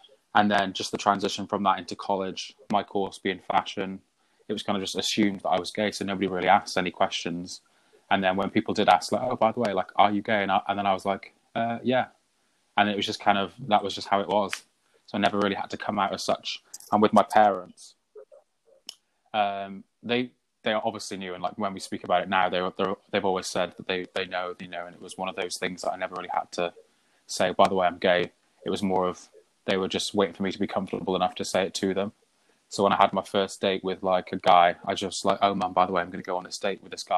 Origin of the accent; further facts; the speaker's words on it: Shropshire, West Midlands, United Kingdom; moved away; I'm originally from Shropshire, which is on the border between England and Wales.